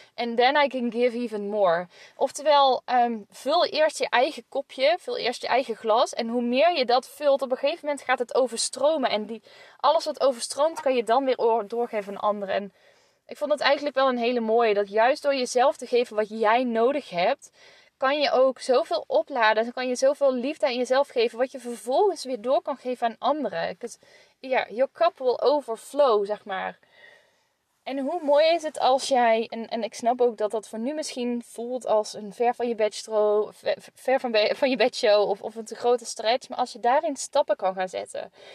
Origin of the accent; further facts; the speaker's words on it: North Brabant, Netherlands; moved away; also born or lived in northern Netherlands; ik kom uit Brabant. Dus ik zeg, eh, en, en zal ook waarschijnlijk altijd blijven zeggen, ons mam, als ik het heb over mijn moeder. En, en hier in het noorden moeten ze daar nog wel eens aan wennen